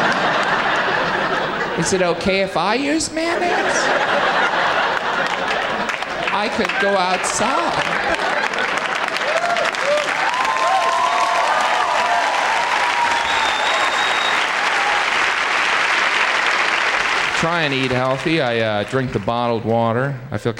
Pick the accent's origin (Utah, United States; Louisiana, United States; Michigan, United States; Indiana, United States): Indiana, United States; now in New York, United States; I am originally from Indiana